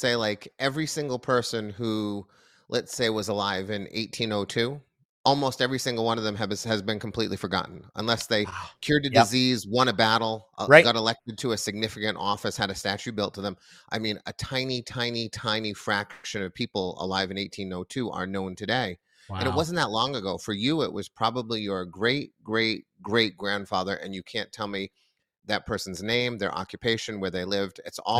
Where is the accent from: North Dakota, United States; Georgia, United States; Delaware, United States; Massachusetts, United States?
Massachusetts, United States; Well, I grew up just outside of Boston.